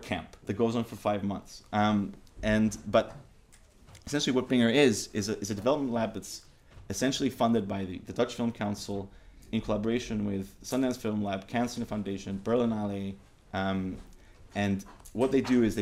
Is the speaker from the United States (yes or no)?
no; Cyprus; I'm from Cyprus